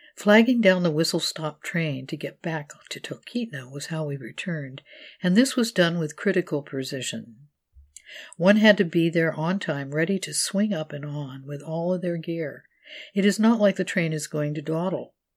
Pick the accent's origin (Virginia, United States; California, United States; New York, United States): California, United States; moved away; I was in my hometown in California to help take care of my mother